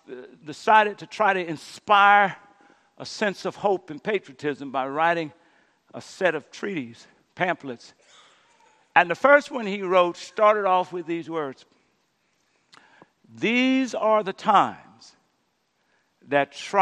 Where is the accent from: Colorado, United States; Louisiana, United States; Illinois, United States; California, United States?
Louisiana, United States; my home state, Louisiana